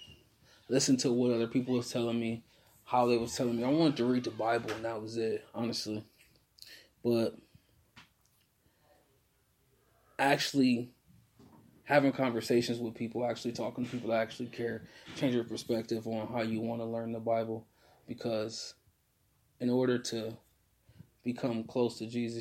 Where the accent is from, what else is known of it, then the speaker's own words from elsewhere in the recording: Akron, Ohio, United States; I'm from Akron, Ohio